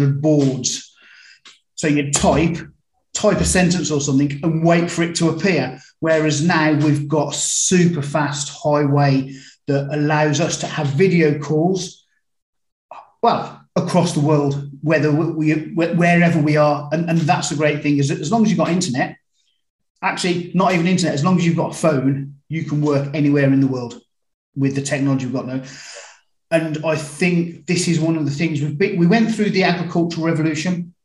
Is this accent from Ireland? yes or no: no; Birmingham, West Midlands, United Kingdom; I was brought up in Birmingham, UK, not Alabama